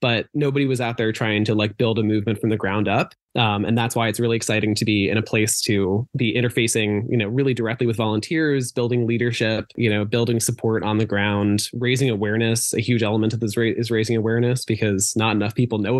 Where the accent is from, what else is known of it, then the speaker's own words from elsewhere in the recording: Boston, Massachusetts, United States; also born or lived in New Jersey / Amherst, Massachusetts; I was born in Jersey, raised around Boston, went to school in Western Mass at Amherst College